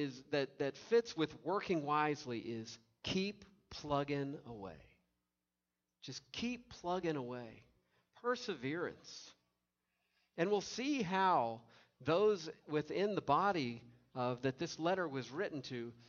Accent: Tennessee, United States; now in Indiana, United States; I grew up with in Tennessee

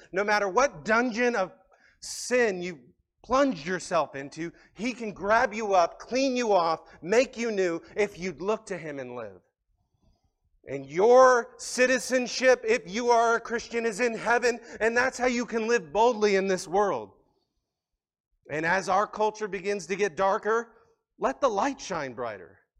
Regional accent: United States; We're Americans.

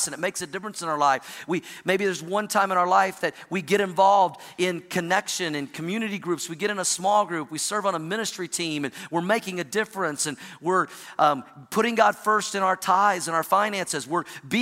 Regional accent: Oklahoma, United States; also born or lived in Missouri / Indiana; now in Colorado, United States; I grew up in the Midwest in Oklahoma, spent some time in Missouri and Indiana, now live in Colorado

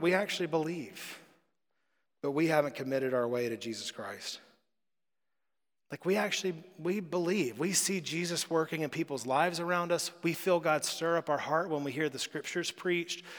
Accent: United States; we're American

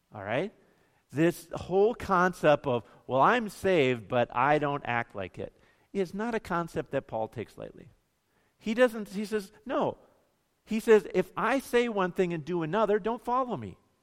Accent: Bemidji, Minnesota, United States; growing up in Bemidji

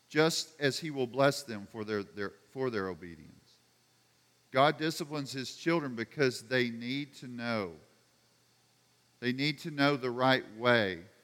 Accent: United States; I grew up in America

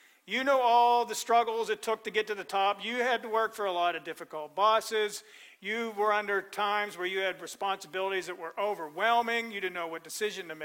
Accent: Pennsylvania, United States; now in Florida, United States; I grew up in Pennsylvania

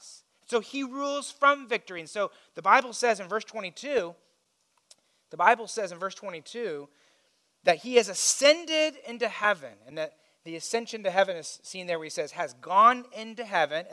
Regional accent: Indiana, United States; I grew up in Indiana

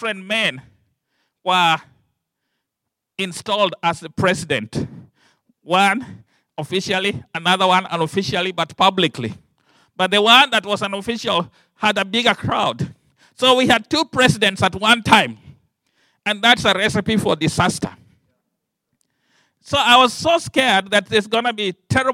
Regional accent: Kenya; I come from the Luo tribe.

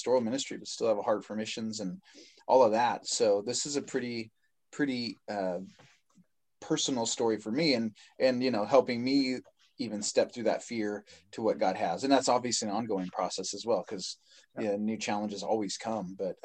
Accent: Washington, United States; moved away; back home in Washington State, where I grew up

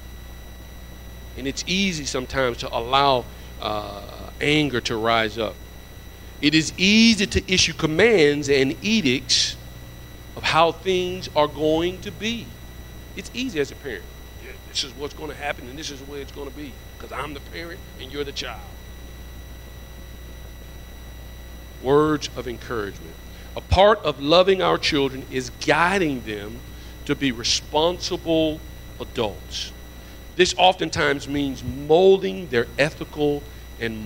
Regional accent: Alabama, United States; I'm from Alabama, so my tongue gets tied up a little bit

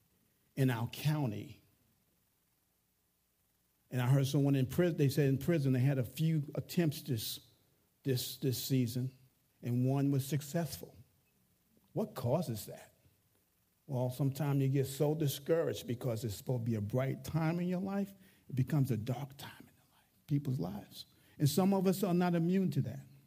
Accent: New York, United States; I can talk with my hands. I'm a New Yorker

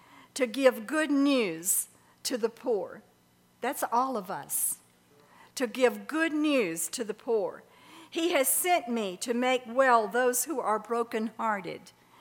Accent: Birmingham, Alabama, United States; I grew up in Birmingham, Alabama

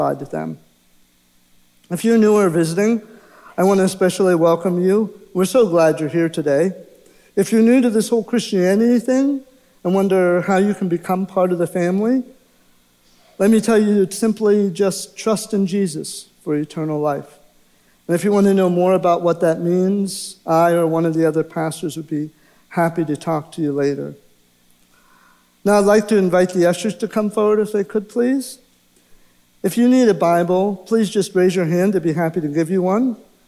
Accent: Pittsburgh, Pennsylvania, United States; I was born in Pittsburgh, Pennsylvania, into a Catholic household

